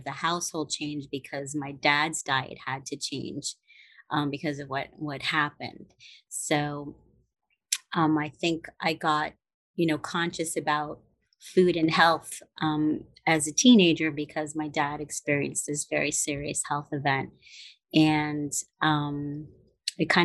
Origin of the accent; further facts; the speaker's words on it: New York City, New York, United States; also born or lived in Upper West Side, Manhattan; I grew up in Brooklyn, and it was a mixed neighborhood